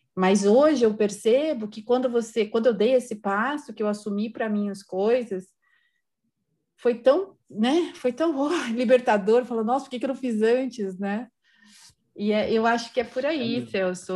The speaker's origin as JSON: {"language": "Portuguese", "region": "São Paulo", "country": "Brazil", "said": "sou de São Paulo, moro em São Paulo"}